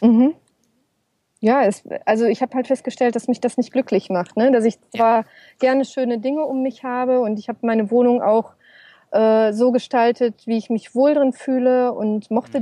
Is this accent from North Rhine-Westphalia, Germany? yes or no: yes; Ruhr area, North Rhine-Westphalia, Germany; moved away as an adult; also born or lived in Essen; ist natürlich mein Zuhause, meine Heimat